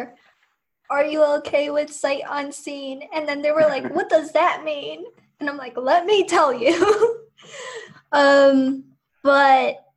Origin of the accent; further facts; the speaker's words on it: New York City, New York, United States; growing up in New York, I grew up in Ozone Park, Queens, and the sidewalks are paved